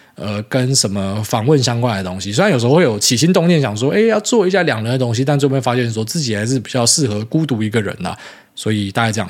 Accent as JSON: {"language": "Chinese", "country": "Taiwan", "said": "我们台湾人"}